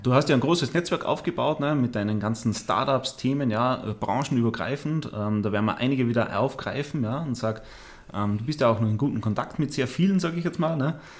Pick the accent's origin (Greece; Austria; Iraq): Austria; moved away as an adult; also born or lived in Landshut, Germany; now in Munich, Germany; habe mich dann aber in meine Heimat wieder abgesetzt, ja, nach Österreich